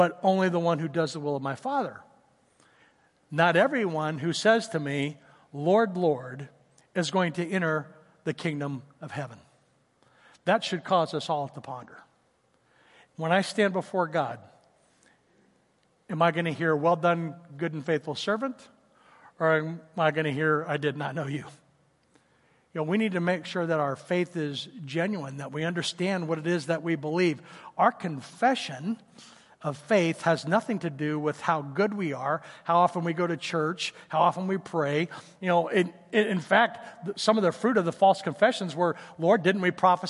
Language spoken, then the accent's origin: English; Tulsa, Oklahoma, United States; when I was growing up in Tulsa